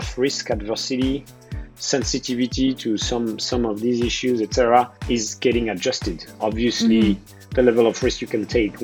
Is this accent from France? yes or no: yes; France; accent: French; moved away as an adult; now in New York City, United States; I am French, although I got U.S. citizenship 2 weeks ago as well.